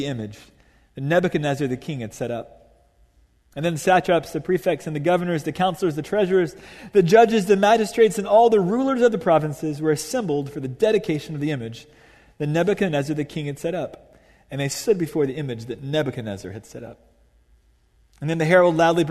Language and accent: English; Dallas, Texas, United States; I grew up in Dallas, Texas at a private Catholic all-guy high school